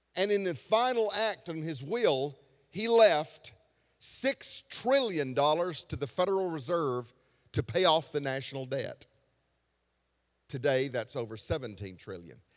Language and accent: English; Alabama, United States; I was from Alabama